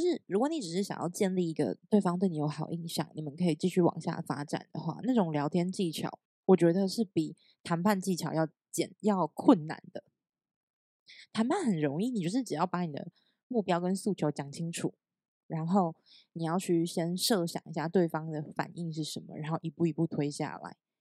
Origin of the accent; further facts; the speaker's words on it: Taiwan; moved away as an adult; also born or lived in Hangzhou, China; 有点像我们台湾的业务经理这样